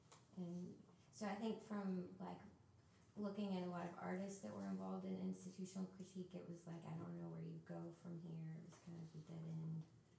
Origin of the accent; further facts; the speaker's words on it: Memphis, Tennessee, United States; also, and I'm from Memphis